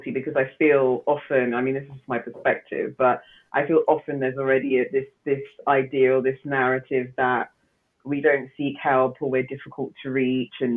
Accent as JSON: {"language": "English", "country": "Nigeria", "said": "I'm Nigerian"}